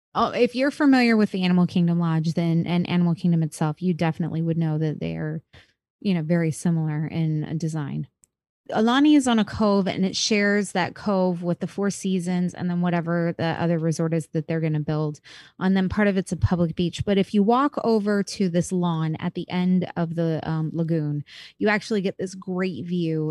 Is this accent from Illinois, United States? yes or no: no; Florida, United States; I'm from Florida.